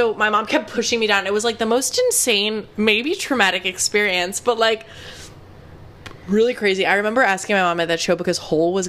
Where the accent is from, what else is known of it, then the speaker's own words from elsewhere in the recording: Asbury Park, New Jersey, United States; I'm from Asbury Park, New Jersey